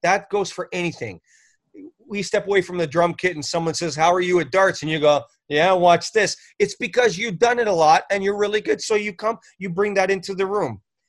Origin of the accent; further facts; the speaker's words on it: Canada; moved away as an adult; now in Los Angeles, United States; when I moved to Los Angeles, you got to remember, I moved from Canada. I had already been on a couple of hundred CDs from Canada.